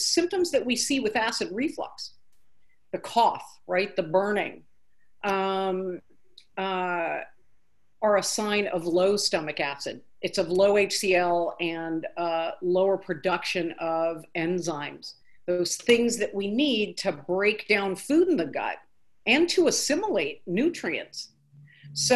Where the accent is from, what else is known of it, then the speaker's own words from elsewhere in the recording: California, United States; moved away as an adult; now in Nashville, United States; growing up in California